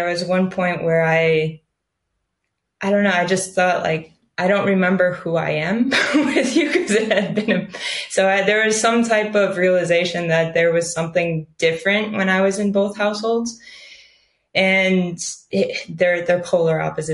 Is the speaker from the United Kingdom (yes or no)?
no; Cleveland, Ohio, United States; now in Netherlands; I grew up in Cleveland, Ohio, well, a suburb of Cleveland